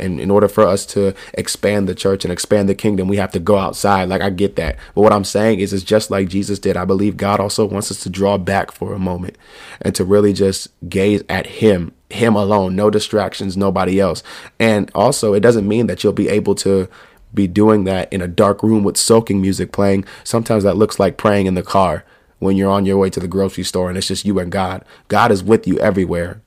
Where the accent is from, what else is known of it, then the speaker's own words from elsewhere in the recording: New York, United States; also born or lived in North Carolina / Virginia; I'm in New York. I'm from New York.